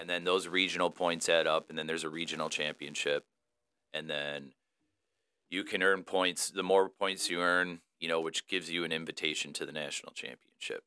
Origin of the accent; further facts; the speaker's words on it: Romeo, Michigan, United States; also born or lived in Royal Oak, Michigan / Madison Heights, Michigan; I'm, uh, originally born and raised in Michigan, so I grew up in the Romeo slash Washington